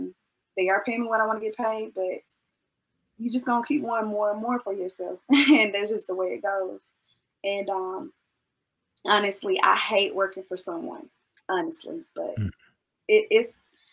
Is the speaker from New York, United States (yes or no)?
no; Macon, Georgia, United States; moved away as an adult; When I left Macon, I moved 2 hours away from Macon.